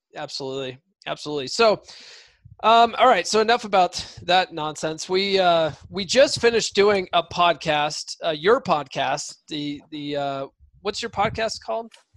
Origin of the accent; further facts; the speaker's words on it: Colorado, United States; moved away; also born or lived in San Diego; I grew up in Colorado